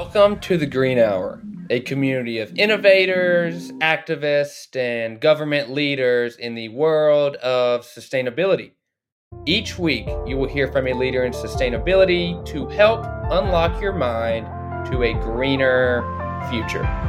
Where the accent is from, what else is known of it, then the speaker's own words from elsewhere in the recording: Dalton, Georgia, United States; also born or lived in Atlanta; growing up in Dalton, Georgia